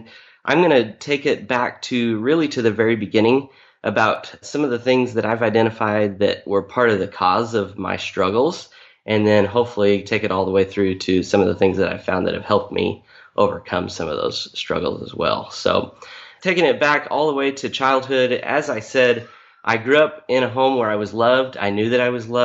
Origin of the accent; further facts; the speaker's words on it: Topeka, Kansas, United States; moved away as an adult; now in Oklahoma, United States; I grew up mostly in Topeka, Kansas. I'm the son of a preacher. So we moved around a little bit, but second grade through high school was all in Topeka, Kansas